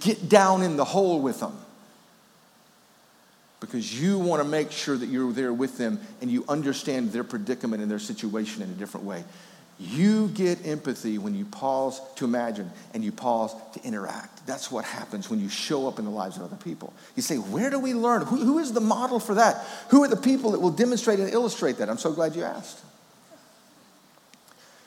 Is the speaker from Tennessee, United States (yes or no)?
yes; Memphis, Tennessee, United States; also born or lived in Wrightsville, Georgia; when I was a kid growing up in Memphis, Tennessee